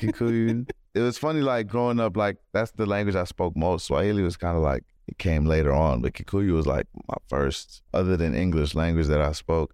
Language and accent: English; Maryland, United States; also born or lived in London / Kenya / Los Angeles; I grew up in Maryland